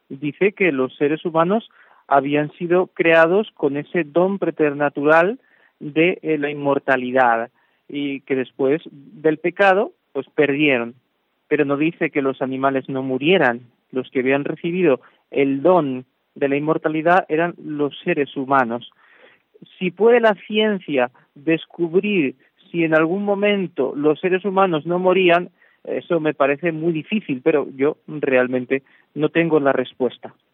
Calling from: Valencia, Valencian Community, Spain; desde Valencia, buenas tardes. Me encanta su programa. Eh, soy española de, de, adopción

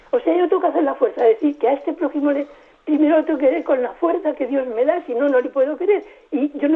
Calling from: Valladolid, Castile and León, Spain; de Valladolid

